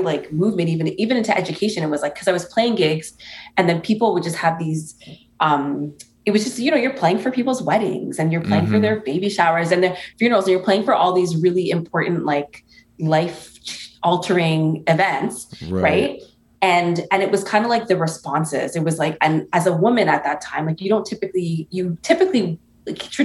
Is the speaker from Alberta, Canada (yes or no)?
no; Toronto, Ontario, Canada; my family's from Antigua, and I was born in Toronto, and there's a large Caribbean diaspora in Toronto